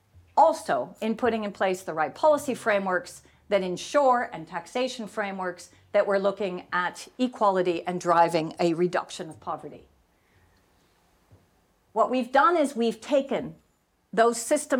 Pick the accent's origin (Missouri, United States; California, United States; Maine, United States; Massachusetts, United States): California, United States; Silicon Valley; I grew up in Silicon Valley